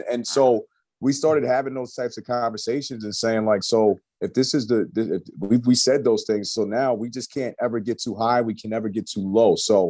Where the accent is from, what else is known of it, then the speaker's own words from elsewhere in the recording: New York, United States; moved away; we're both from New York